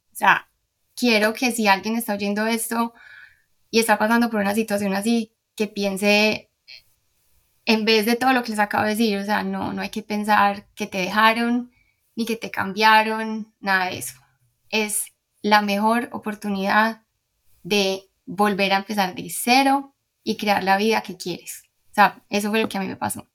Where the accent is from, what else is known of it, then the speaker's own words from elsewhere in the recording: Medellín, Antioquia, Colombia; moved away as an adult; also born or lived in Houston, United States; now in Miami, United States; soy de Medellín